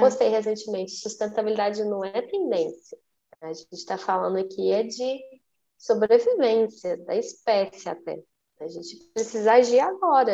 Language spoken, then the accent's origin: Portuguese; Minas Gerais, Brazil; Eu sou mineira